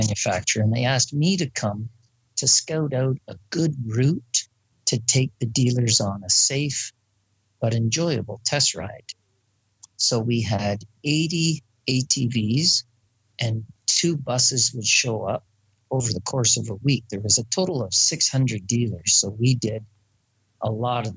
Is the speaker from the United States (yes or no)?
no; United Kingdom; I'm British